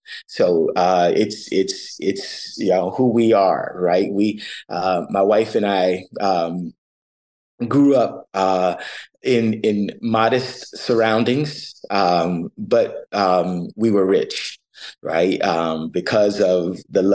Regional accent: Dunedin, Florida, United States; moved away as an adult; now in Toronto, Canada; I grew up in Florida, in Dunedin, where the Blue Jays train.

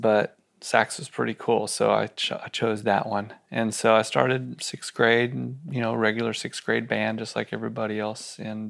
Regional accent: Austin, Texas, United States; So I grew up here in Austin, and I didn't have a television in my house when I was a kid.

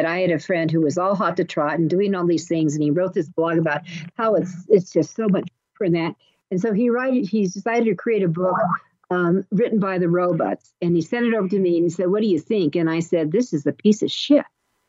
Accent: Los Angeles, California, United States; someone who was born in L.A.

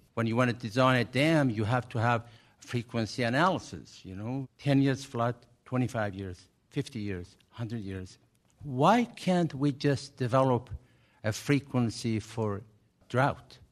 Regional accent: Fresno, California, United States; moved away; I was born and raised in Fresno

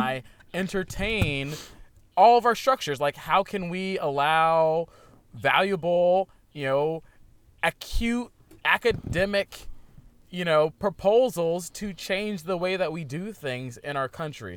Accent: Virginia, United States; now in Portland, United States; I'm from Virginia

